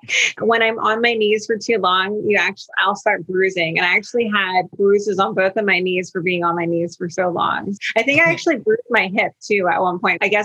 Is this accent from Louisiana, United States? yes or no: no; New Jersey, United States; moved away; born and raised in New Jersey. I think I lived in Jersey about 24 to 25 years.